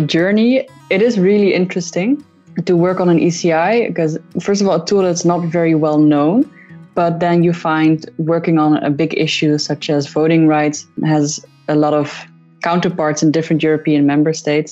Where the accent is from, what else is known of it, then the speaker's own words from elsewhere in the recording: Netherlands; moved away as an adult; now in Vienna, Austria; I'm originally from the Netherlands.